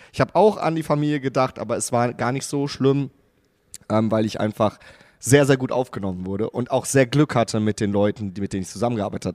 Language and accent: German; Gelsenkirchen, North Rhine-Westphalia, Germany; moved away as an adult; also born or lived in Wattenscheid; now in Baden-Württemberg, Germany; eigentlich bin ich äh, gebürtiger Gelsenkirchener und komme aus dem wunderschönen Ruhrgebiet